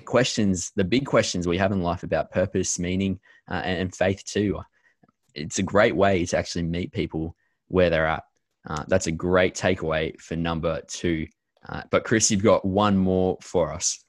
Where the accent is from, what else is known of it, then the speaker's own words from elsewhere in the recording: Australia; as Aussie church leaders